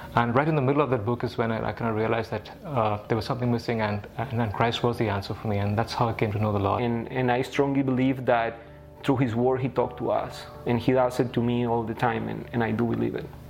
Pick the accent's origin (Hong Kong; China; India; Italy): India; Delhi; now in Canada; I grew up in the city of Delhi